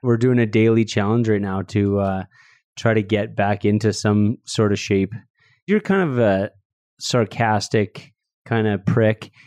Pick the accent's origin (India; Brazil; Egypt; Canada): Canada; Red Deer, Alberta; I grew up in Red Deer